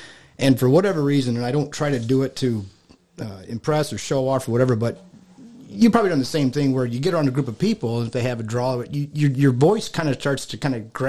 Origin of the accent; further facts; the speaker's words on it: southwestern Michigan, United States; I grew up on the southwestern side of Michigan